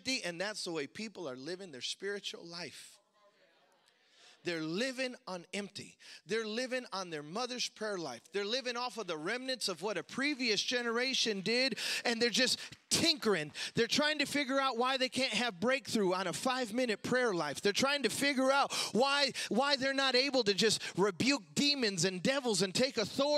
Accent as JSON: {"language": "English", "town": "Chicago", "region": "Illinois", "country": "United States", "tie": "born or raised there", "said": "growing up in Chicago"}